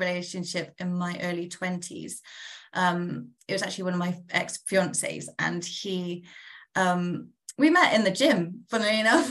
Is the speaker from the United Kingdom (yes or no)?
yes; United Kingdom; also born or lived in London / Nigeria; now in Essex, United Kingdom; I'm from the south of the UK